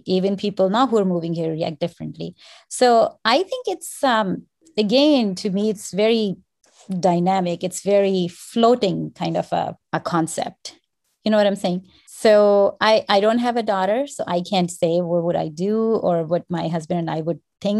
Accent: Pakistan; moved away; 24 years ago, when I came from Pakistan, things were so different. I just went back again and I spent 10 days there.

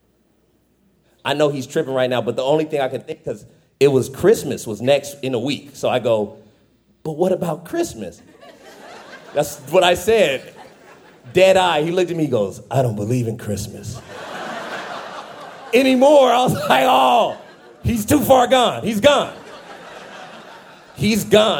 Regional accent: Fresno, California, United States; I'm from Fresno.

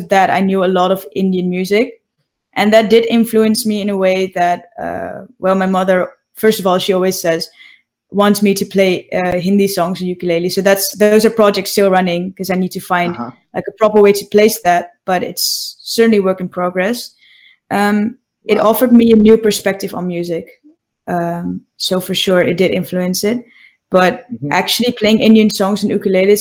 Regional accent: Netherlands; I grew up in the Netherlands and I was born and raised here

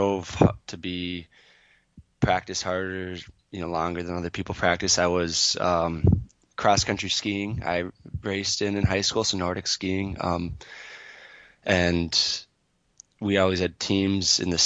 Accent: Twin Cities area, Minnesota, United States; I grew up in just outside of the Twin Cities area

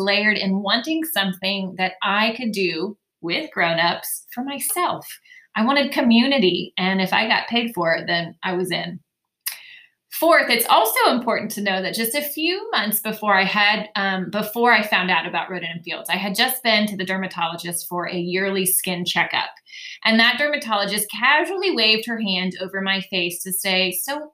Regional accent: Dayton, Ohio, United States; now in Waxhaw, United States; I'm originally from Dayton, Ohio, which means I say you guys instead of y'all. I'm a true Midwest girl at heart

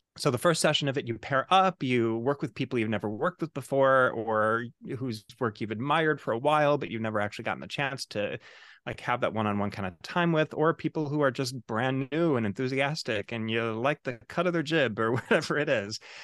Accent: Chicago, Illinois, United States; now in New York City, United States; I'm originally from Chicago, Illinois. Uh, now, um, of course, I live in New York City

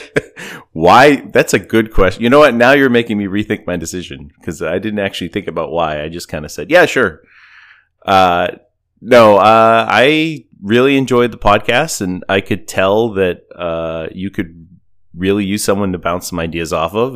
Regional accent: New England, Massachusetts, United States; I'm from New England

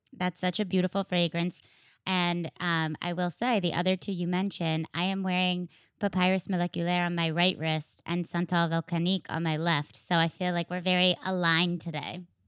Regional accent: Connecticut, United States; I'm from Connecticut

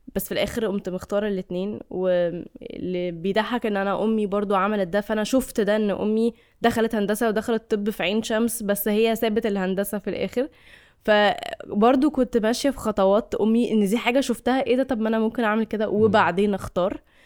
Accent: Egypt

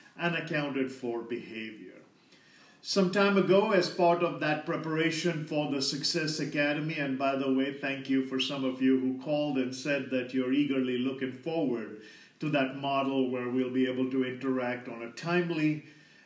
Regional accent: India; as an Indian

